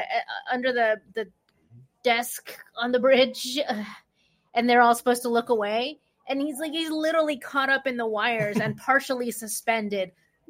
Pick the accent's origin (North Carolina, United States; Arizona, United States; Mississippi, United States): Arizona, United States; moved away; I just lived in, well, no, I didn't live there anymore, but I'm from Arizona. I go back there a lot.